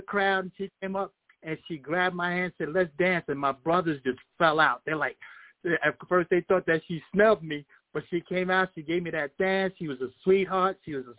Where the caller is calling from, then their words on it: Florida, United States; … from Florida.